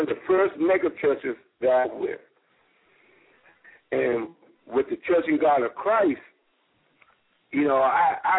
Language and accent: English; Virginia, United States; moved away; also born or lived in Jacksonville, Florida; my hometown of Virginia.